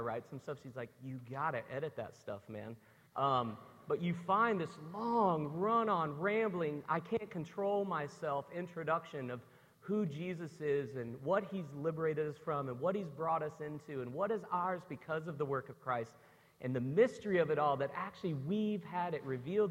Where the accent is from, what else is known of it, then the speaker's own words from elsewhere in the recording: Memphis, Tennessee, United States; I grew up in Memphis, Tennessee